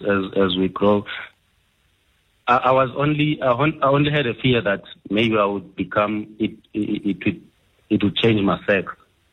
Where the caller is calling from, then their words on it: Eastern Cape, South Africa; I'm calling from the Eastern Cape.